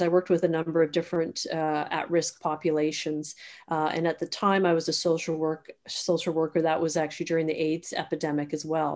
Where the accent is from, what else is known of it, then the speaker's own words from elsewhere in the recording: Toronto, Ontario, Canada; also born or lived in Sydney, Australia / Guelph / Halifax; I'm actually from Toronto, born and raised, uh, in the west end of Toronto.